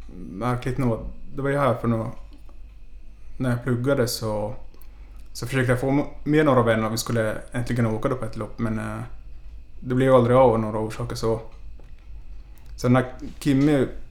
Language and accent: Swedish; Ostrobothnia, Finland; now in Stockholm, Sweden; resten av familjen är hemma i Finland, därifrån jag kommer